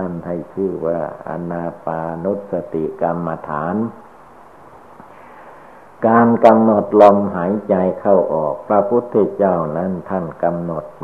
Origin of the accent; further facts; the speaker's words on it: Thailand; born there; เราทุกคนก็ได้เกิดมาในประเทศชาติบ้านเมืองไทย นับว่าเป็นคนมีบุญวาสนาพอสมควร